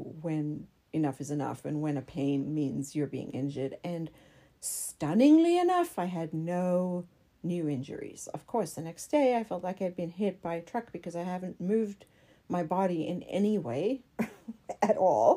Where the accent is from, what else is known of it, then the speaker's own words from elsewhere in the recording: South Africa; moved away; I'm from South Africa